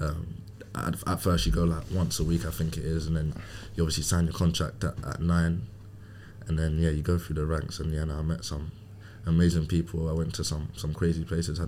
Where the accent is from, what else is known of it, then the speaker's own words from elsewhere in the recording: London, United Kingdom; born and raised in Hackney, living with my mum and my brother